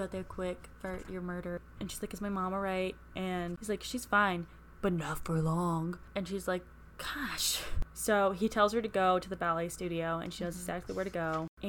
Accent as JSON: {"language": "English", "area": "Portland", "region": "Oregon", "country": "United States", "said": "I say I'm from Portland, but I live like 30 minutes out of Portland when I'm at home."}